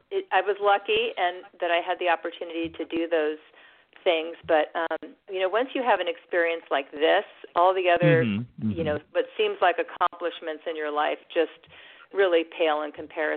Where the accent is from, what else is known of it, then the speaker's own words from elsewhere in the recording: Santa Barbara, California, United States; also born or lived in Connecticut / Washington, D.C. / Switzerland; I was born in Connecticut, moved to Santa Barbara, California when I was a couple years old, so I feel like I'm a Californian, I guess is the word.